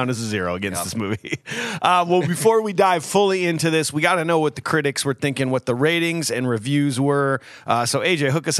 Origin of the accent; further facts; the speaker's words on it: St. Louis, Missouri, United States; growing up in St. Louis